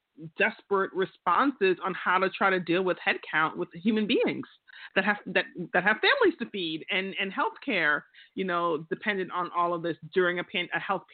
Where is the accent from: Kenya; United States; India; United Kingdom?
United States; Queens, New York; I'm from Queens. That's how we do things, you know? We just talk.